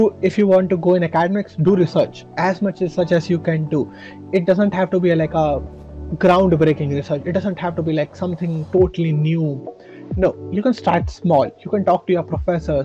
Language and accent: English; India; moved away as an adult; now in Saint Petersburg, Russia; I'm from India